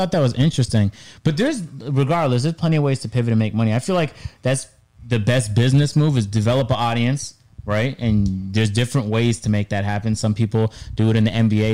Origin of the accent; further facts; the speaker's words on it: Canada; moved away as an adult; I grew up in Canada. Our public schools were pretty decent.